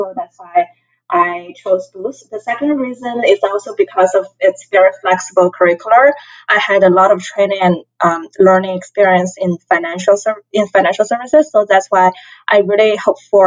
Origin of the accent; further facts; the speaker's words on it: China; moved away as an adult; also born or lived in Hong Kong; now in Chicago, United States; I grew up in the mainland China, and then I went to Hong Kong